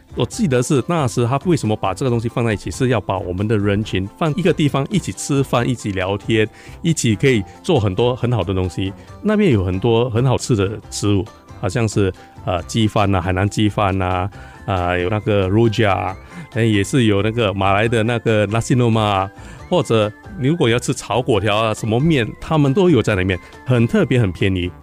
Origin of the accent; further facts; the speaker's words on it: Singapore; 我是来自新加坡的